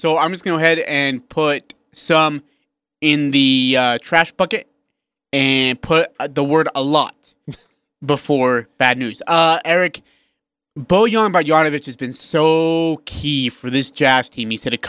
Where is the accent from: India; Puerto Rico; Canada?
India; now in Utah, United States; I'm from India.